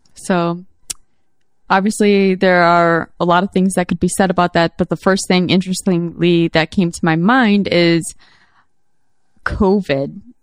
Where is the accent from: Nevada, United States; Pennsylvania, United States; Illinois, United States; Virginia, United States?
Illinois, United States; Chicago; I'm a Chicagoan